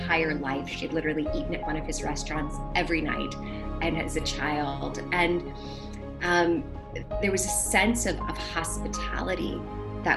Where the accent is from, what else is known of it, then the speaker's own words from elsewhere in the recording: New Orleans, Louisiana, United States; I'm from New Orleans